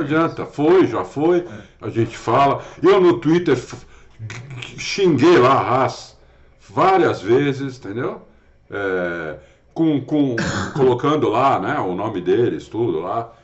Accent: Brazil; eu sou brasileiro

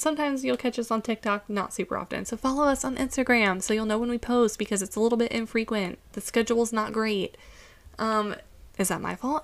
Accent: United States; as an American

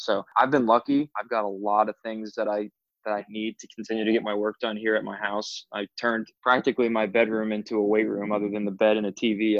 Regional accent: Orlando, Florida, United States; also born or lived in Alabama; I was born and raised in Orlando, Florida

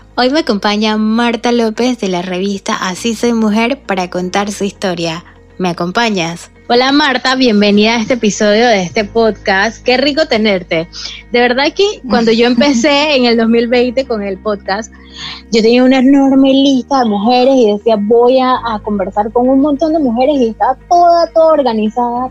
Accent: Panama; muchísimas mujeres que somos panameñas

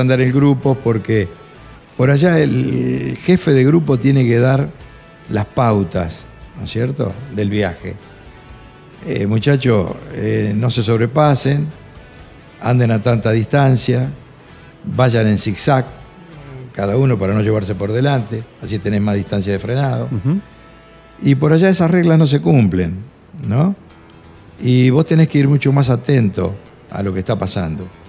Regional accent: Chacabuco, Buenos Aires Province, Argentina; yo era de Chacabuco

